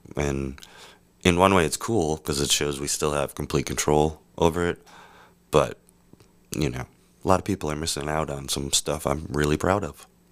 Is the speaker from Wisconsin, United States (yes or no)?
yes; Wisconsin, United States; I'm from Wisconsin